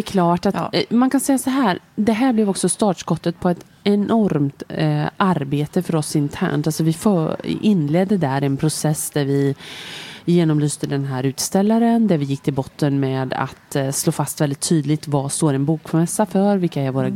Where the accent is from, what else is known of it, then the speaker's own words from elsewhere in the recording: Lidköping, Västra Götaland, Sweden; moved away as an adult; also born or lived in Switzerland / Stockholm; Jag är född och uppväxt i Lidköping, men jag hade bott därifrån i många år.